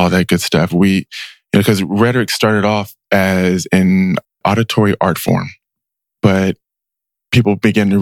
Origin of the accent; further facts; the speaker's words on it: Richmond, California, United States; I grew up in Richmond, spent the first 15 years of my life there